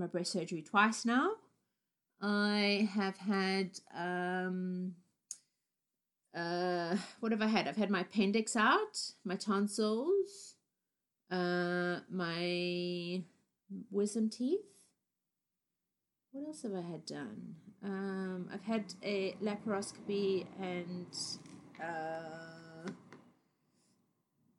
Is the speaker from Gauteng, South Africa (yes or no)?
no; Cape Town, Western Cape, South Africa; also born or lived in Harare, Zimbabwe; I was born in the capital called Harare, and I lived in Zimbabwe until I was 4 years old, and then my family moved to South Africa to Cape Town